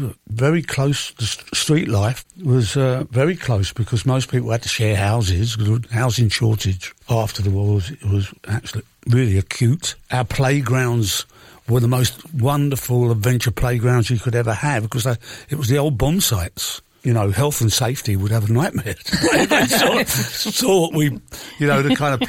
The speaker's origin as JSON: {"language": "English", "region": "London", "country": "United Kingdom", "tie": "born or raised there", "also_born_or_lived": "Chiswick / Acton", "said": "about 4 miles from where I grew up in Shepherd's Bush"}